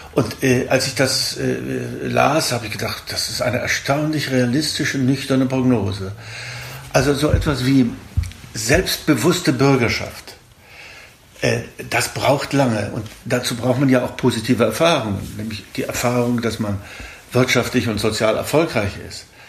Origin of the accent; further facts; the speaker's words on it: Thuringia, Germany; moved away as an adult; also born or lived in Wrocław (Breslau), Poland / Berlin; Ich bin in Breslau geboren, äh, der damaligen Hauptstadt Schlesiens, und durch die Vertreibung sind wir in Thüringen gelandet